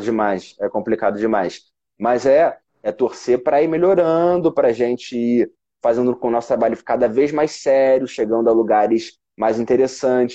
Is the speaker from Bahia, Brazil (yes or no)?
no; Rio de Janeiro, Brazil; also born or lived in São Paulo; Eu sou do Rio de Janeiro